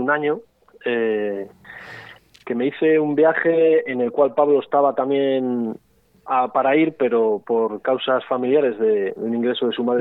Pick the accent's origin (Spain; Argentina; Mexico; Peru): Spain; somos españoles